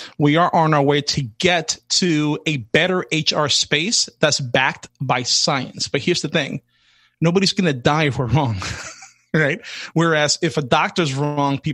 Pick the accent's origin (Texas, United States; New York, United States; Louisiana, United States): New York, United States; New York City; I grew up in the South Bronx in hip hop in the 80s, early 80s, all the way to early 90s